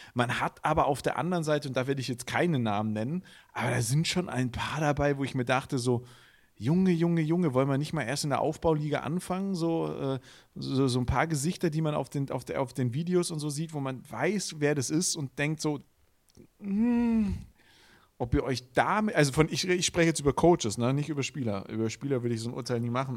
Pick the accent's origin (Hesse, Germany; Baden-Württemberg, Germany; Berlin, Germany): Baden-Württemberg, Germany; Villingen-Schwenningen; accent: Swabian; moved away; ich komme ja aus Villingen, Schwenningen und Villingen ist Baden und Schwenningen ist Schwaben. Und ich bin tatsächlich auch noch in Schwenningen geboren